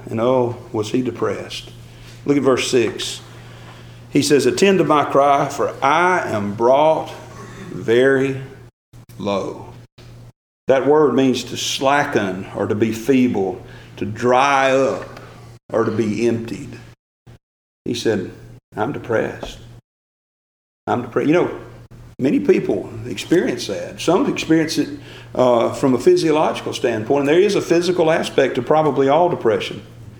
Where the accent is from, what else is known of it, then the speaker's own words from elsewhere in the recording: Gordo, Alabama, United States; I'm from Gordo, Alabama.